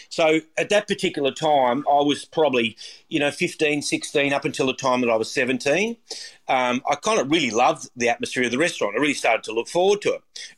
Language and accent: English; Warrnambool, Victoria, Australia; I started, I was born in Warrnambool, and started my apprenticeship working in Warrnambool when I left school. I had been through the time that I was in high school in Warrnambool.